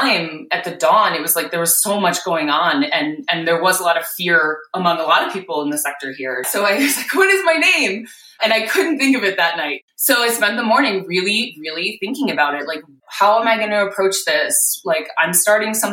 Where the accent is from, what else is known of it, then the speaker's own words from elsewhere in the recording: Wisconsin, United States; moved away as an adult; also born or lived in New York City; I was born and raised in Wisconsin